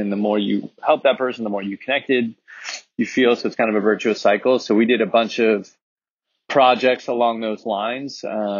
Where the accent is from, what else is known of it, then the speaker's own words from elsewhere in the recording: Laguna Niguel, California, United States; So I grew up in Laguna Niguel.